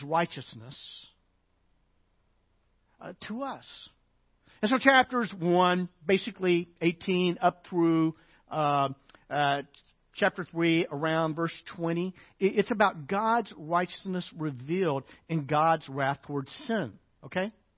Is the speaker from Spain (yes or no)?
no; Arkansas, United States; I'm from Arkansas.